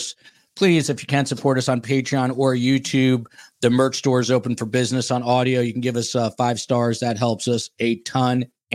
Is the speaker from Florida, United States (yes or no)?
yes; Miami, Florida, United States; in Miami, in my hometown here